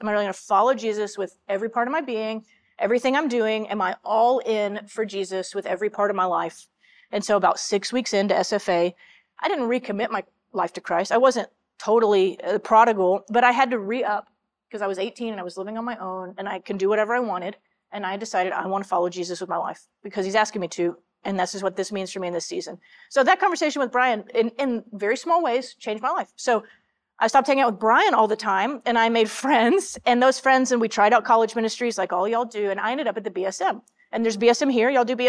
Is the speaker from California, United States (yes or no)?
no; Franklin, Texas, United States; I grew up in Central Texas in a little town called Franklin.